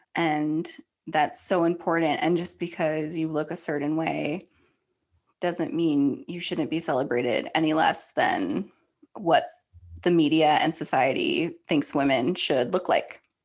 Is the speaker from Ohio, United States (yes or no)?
yes; Ohio, United States; I grew up in Ohio.